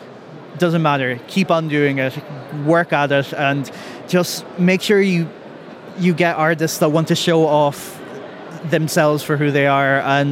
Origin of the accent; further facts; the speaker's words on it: Ireland; now in Belgium; I am from Ireland, but I currently live in Belgium.